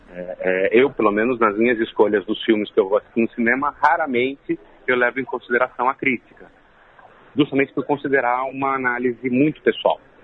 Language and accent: Portuguese; Jundiaí, São Paulo, Brazil; moved away as an adult; acontece em Jundiaí, que é uma cidade do interior de São Paulo, a minha cidade natal. É, eu vivi lá até os 20 anos de idade